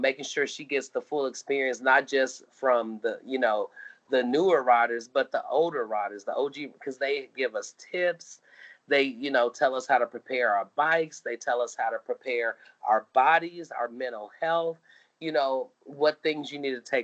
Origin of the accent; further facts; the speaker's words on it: Kansas City, Missouri, United States; now in Texas, United States; I'm from Kansas City, Missouri. We have basements. I moved to Texas